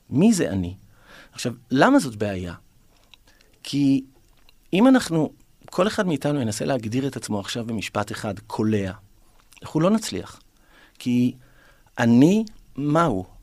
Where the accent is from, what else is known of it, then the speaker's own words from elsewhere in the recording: Ramat Gan, Tel Aviv District, Israel; now in Tel Aviv, Israel; גדלתי ברמת גן, ועברתי לגור בתל אביב, ולמדתי בעירוני ה'